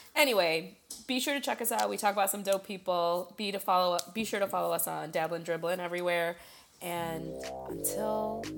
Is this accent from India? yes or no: yes; India